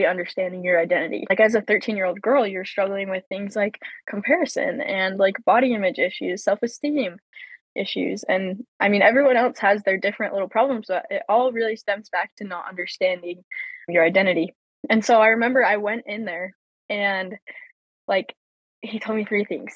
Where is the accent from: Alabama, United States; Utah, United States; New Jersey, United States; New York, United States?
Utah, United States; Logan; also born or lived in Riverton, Utah / Provo, Utah; I grew up in Logan, Utah, moved to Riverton, Utah at 14.